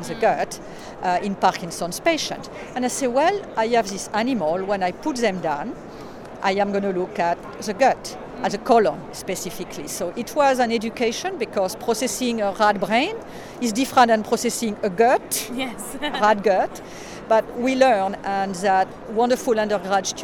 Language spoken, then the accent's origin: English; Bordeaux, Nouvelle-Aquitaine, France; moved away as an adult; also born or lived in United States; now in Vancouver, Canada; I was born and raised in France, actually in Bordeaux